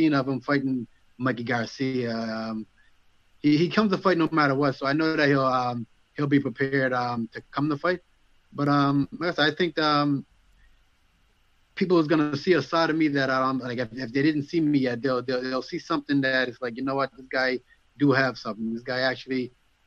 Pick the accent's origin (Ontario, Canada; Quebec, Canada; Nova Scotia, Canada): Nova Scotia, Canada; I'm from Nova Scotia